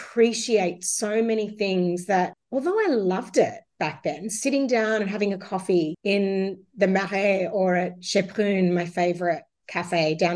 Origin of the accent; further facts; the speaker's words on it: Sydney, New South Wales, Australia; also born or lived in Werribee, Victoria; I was born in Werribee in Victoria, grew up on a military base, ended up in Sydney from 5, been here my whole life.